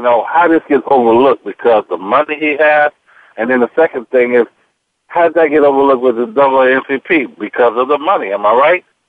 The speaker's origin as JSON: {"language": "English", "town": "Robbins", "region": "Illinois", "country": "United States", "tie": "born or raised there", "said": "I grew up in Robbins, Illinois"}